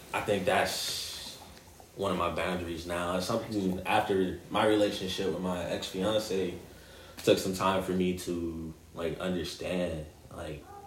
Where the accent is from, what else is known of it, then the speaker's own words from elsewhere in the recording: Gary, Indiana, United States; growing up in Gary